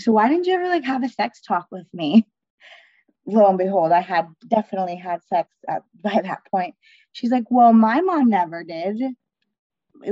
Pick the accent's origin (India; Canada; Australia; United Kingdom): Canada; I grew up in Canada, like in the Canadian culture